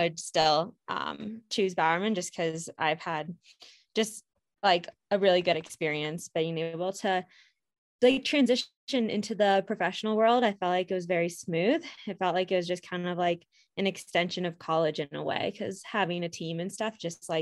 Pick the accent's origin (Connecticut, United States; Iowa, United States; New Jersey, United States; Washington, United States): Iowa, United States; moved away as an adult; also born or lived in Missouri; now in Portland, United States; I am from Iowa